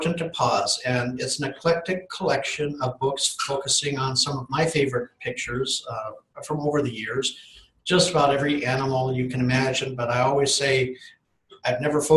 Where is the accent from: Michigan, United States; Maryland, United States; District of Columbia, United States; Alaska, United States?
Alaska, United States; Fairbanks; I was born in Fairbanks, Alaska in 1957, about a year before statehood